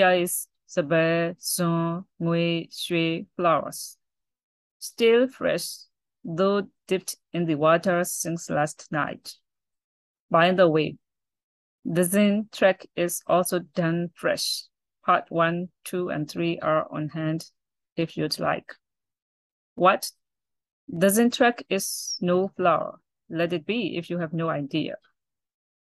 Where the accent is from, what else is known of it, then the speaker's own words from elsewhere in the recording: Myanmar; I'm a poet from Burma, Myanmar